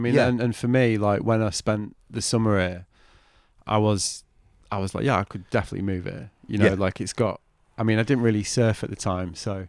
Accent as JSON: {"language": "English", "area": "the Northwest", "region": "North West England", "country": "United Kingdom", "moved": "yes", "lives_now": "Brighton, United Kingdom", "said": "I'm from the Northwest as well."}